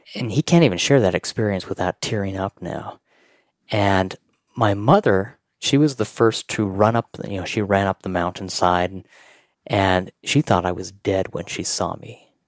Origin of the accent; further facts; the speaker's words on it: Pleasant View, Utah, United States; I grew up in Pleasantview, which is up by North Ogden, and we have a huge mountain. It's in Utah